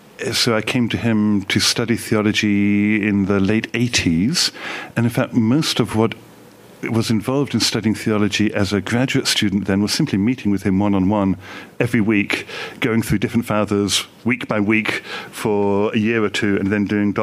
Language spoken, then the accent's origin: English; England, United Kingdom; I grew up in the Orthodox Church in England. Okay. My father was a priest, great-grandfather was a priest, come from Russian immigration to my father's side.